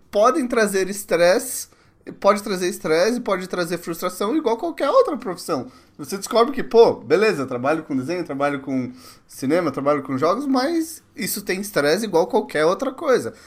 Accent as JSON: {"language": "Portuguese", "town": "Mauá", "region": "São Paulo", "country": "Brazil", "moved": "yes", "said": "Eu sou de Mauá, cara. Pô, minha família é toda de Mauá"}